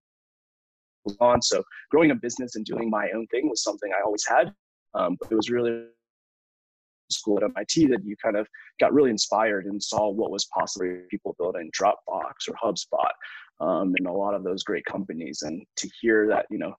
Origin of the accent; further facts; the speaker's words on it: the South, United States; moved away; I grew up in the South in America.